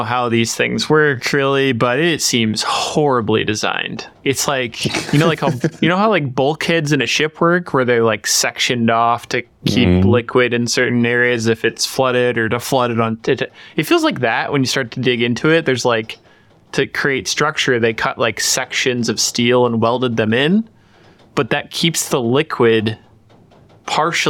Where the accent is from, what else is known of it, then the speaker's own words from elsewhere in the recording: Nebraska, United States; near my hometown, in Nebraska.